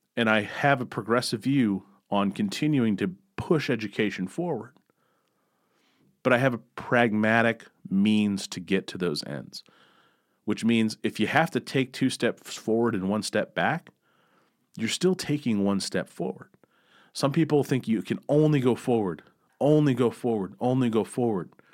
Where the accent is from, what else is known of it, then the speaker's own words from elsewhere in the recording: Missouri, United States; I grew up in Missouri